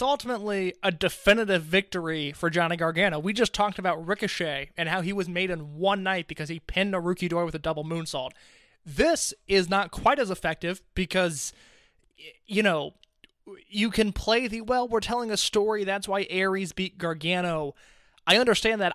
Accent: Indianapolis, United States; my hometown in Indianapolis, Illinois

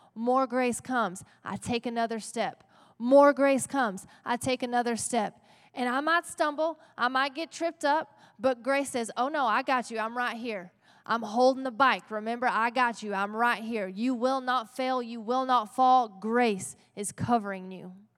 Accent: Texas, United States; we are in Texas, right? We're gritty Texans.

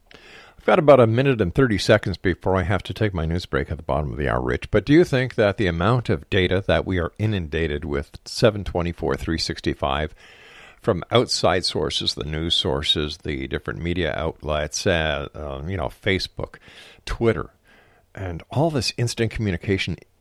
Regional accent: Montreal, Quebec, Canada; when I was a kid growing up in the Park Extension area of Montreal

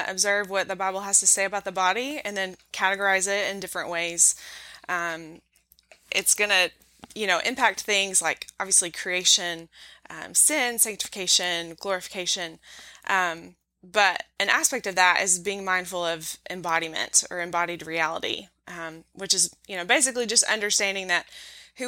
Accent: Knoxville, Tennessee, United States; I am back in my hometown of Knoxville, Tennessee

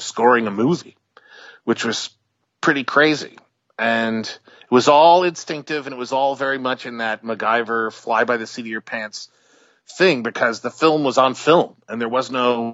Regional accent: Albany, New York, United States; I grew up in Albany, which is about – 3-4 hours north of New York City

